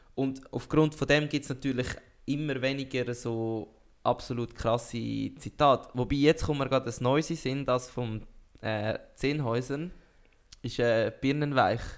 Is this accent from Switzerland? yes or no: yes; Switzerland; als Schweizer